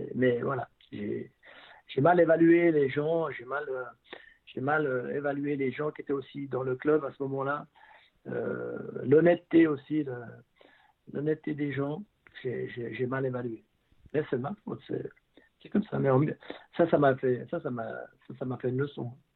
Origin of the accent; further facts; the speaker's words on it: Vernier, Geneva, Switzerland; also born or lived in Beauvais; quand je venais des juniors de Vernier